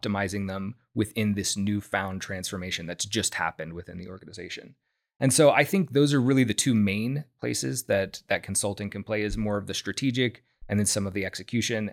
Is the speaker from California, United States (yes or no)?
no; Houston, Texas, United States; moved away as an adult; I'm from Houston originally, and so is my wife. And we wanted to come back here